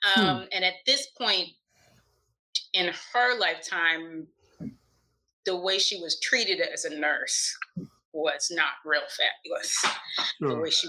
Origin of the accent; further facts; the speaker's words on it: Texas, United States; born there; also born or lived in Maryland; So I grew up in lots of different places. I am actually a military brat.